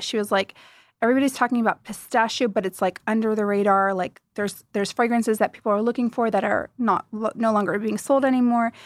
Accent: United States; moved away as an adult; now in Dubai, United Arab Emirates; I grew up in the States, you know, my roots are Middle Eastern

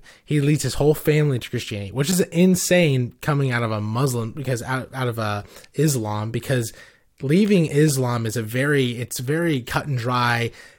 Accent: Johannesburg, Gauteng, South Africa; born there; also born or lived in Livingstone, Zambia; So I was born in Johannesburg, South Africa, and lived in Livingstone, Zambia. And so it's just north of South Africa is, Zambia.

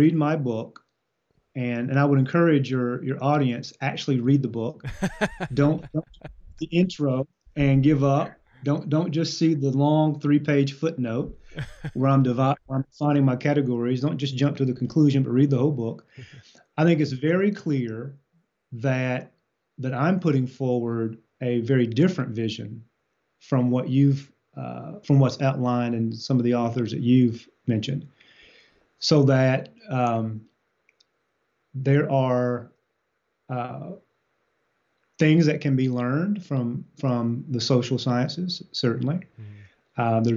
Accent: Eastern Kentucky, United States; I grew up in Eastern Kentucky

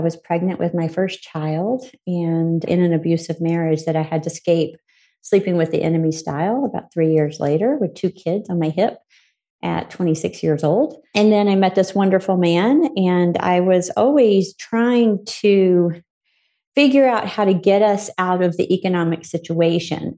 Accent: Arkansas, United States; I was born in Arkansas to two parents that we were what you probably consider poor.

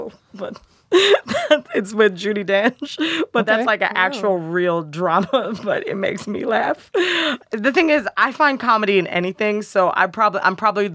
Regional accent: New Jersey, United States; moved away; also born or lived in Chicago; I'm from Jersey

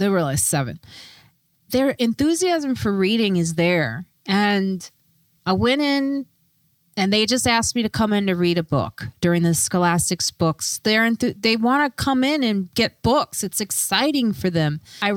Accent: Chicago, Illinois, United States; I grew up in Chicago in the suburbs

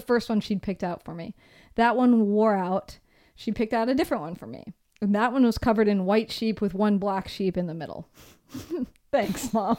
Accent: Seattle, Washington, United States; moved away; also born or lived in San Francisco; we come from Seattle. It's super dark there all the time

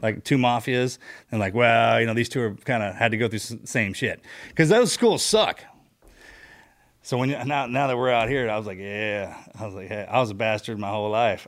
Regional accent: Texas, United States; we're from Texas

